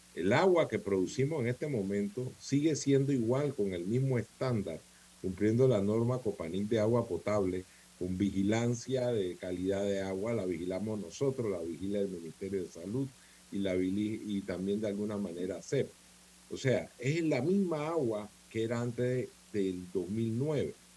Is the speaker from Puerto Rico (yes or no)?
no; Colón, Panama; yo soy de Colón, yo crecí en Colón eh, desde niño